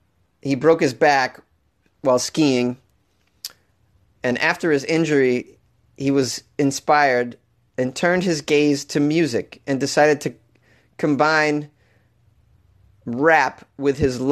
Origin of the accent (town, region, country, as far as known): Canada